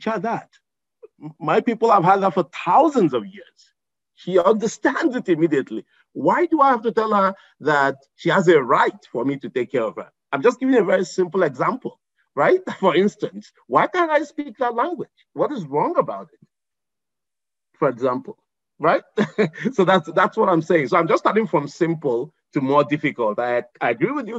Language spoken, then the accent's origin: English; Igbo Nigerian, Igboland, Nigeria; who's Igbo Nigerian like me